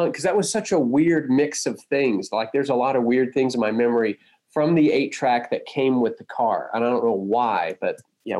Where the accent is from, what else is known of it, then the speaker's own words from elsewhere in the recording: Huntsville, Texas, United States; Yeah, Toby and I grew up mostly in Huntsville, which is north of Houston.